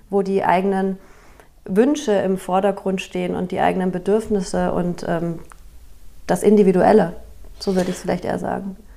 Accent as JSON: {"language": "German", "town": "Regensburg", "region": "Bavaria", "country": "Germany", "tie": "born or raised there", "also_born_or_lived": "Nuremberg / Barcelona, Spain", "moved": "as an adult", "lives_now": "Wiesbaden, Germany", "said": "Regensburg, wo ich aufgewachsen bin"}